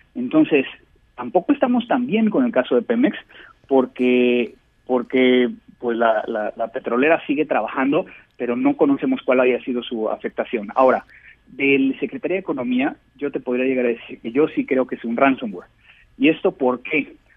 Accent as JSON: {"language": "Spanish", "country": "Mexico", "said": "como mexicanos"}